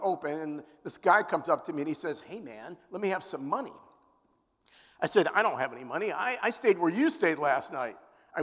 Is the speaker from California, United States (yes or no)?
no; Cleveland Heights, Ohio, United States; also born or lived in Centerville, Ohio; I grew up in the Jewish capital of Ohio, which, if you didn't know, you do now. It's called Cleveland Heights.